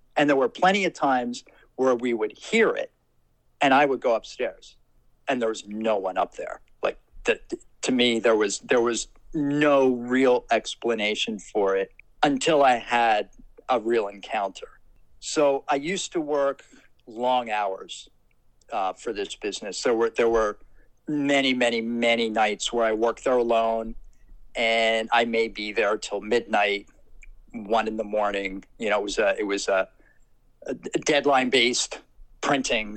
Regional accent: Trenton, New Jersey, United States; I grew up in Trenton, New Jersey

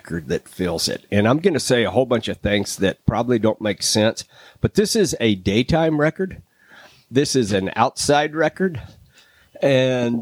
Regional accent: Austin, Texas, United States; I grew up in Austin listening to a radio station that played this album

